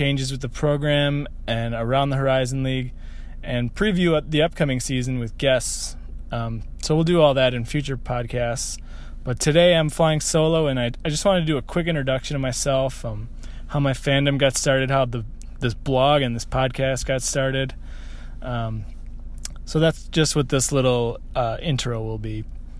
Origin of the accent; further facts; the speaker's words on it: Milwaukee, Wisconsin, United States; I grew up in the Milwaukee area